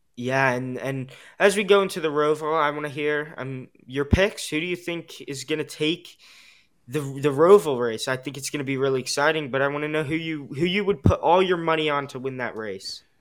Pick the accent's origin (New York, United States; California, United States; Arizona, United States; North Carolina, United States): North Carolina, United States; Charlotte; my home state of Charlotte, North Carolina